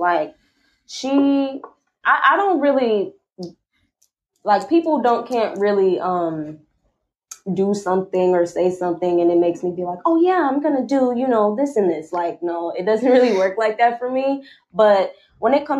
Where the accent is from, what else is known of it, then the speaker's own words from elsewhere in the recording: Milwaukee, Wisconsin, United States; moved away; my hometown, which is Milwaukee, Wisconsin